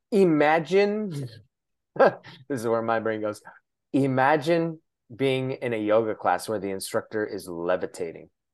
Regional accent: Shoreline, Washington, United States; I'm from Shoreline, which is close

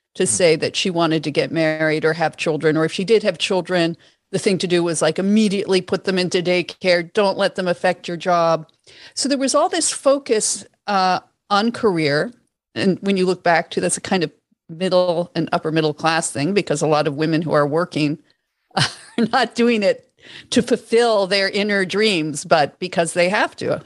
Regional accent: Toronto, Ontario, Canada; I grew up in Toronto

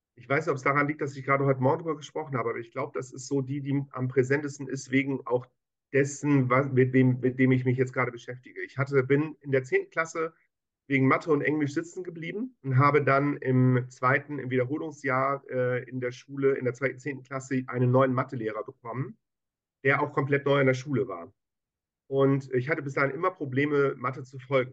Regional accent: Hamburg, Germany; Ich bin Hamburger, geborener Hamburger Jung in 1968.

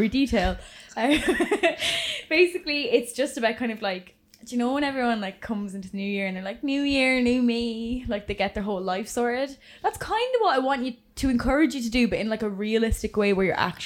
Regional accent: England, United Kingdom; now in Ireland; I'm from England

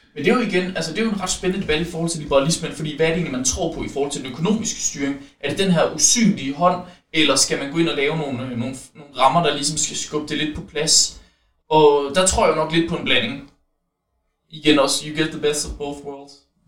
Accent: West Jutland, Central Denmark Region, Denmark; jeg er vestjyde

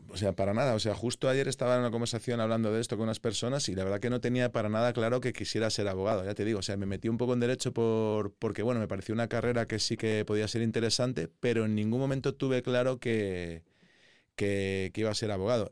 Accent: Madrid, Community of Madrid, Spain; also born or lived in Bristol / London; yo soy madrileño, digamos, me gusta la ciudad, todos mis amigos están aquí, no todos, pero sí que es verdad que mi core de los amigos sí que están aquí, me he criado aquí

